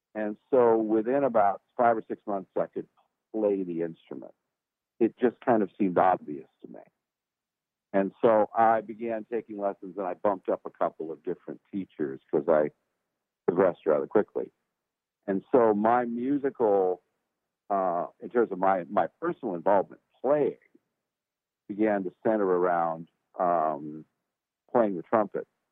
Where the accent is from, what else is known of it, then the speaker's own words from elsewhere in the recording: Los Angeles, California, United States; now in Nashville, United States; I was from the port of Los Angeles, a town called San Pedro, and that's where I was born and raised